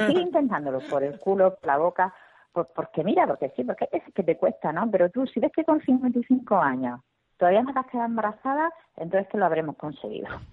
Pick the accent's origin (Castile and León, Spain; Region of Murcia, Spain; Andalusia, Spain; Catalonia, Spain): Region of Murcia, Spain; Murcia; accent: Murcian; como soy de Murcia